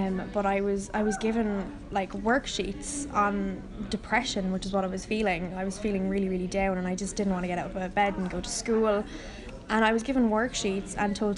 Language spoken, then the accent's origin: English; Ireland; I'm 17, I'm from Ireland.